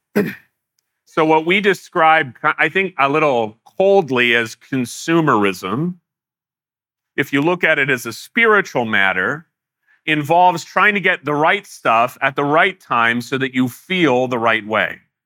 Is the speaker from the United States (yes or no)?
yes; United States; as American Christians